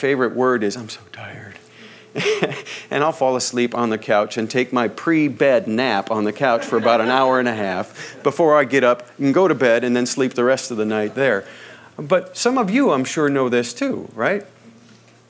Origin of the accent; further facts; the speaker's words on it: Midwest, United States; now in Southern California, United States; I come from the Midwest, where the wind blows full force almost all the time